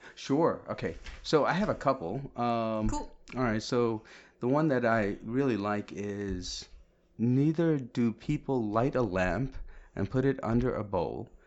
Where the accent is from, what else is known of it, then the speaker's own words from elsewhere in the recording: New Jersey, United States; also born or lived in Kerala, India; now in Westerly, United States; I'm from New Jersey also